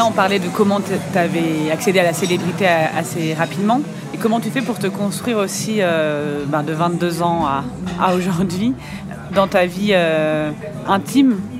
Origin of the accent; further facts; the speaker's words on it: Val-d'Oise, Île-de-France, France; Dans le Val d'Oise.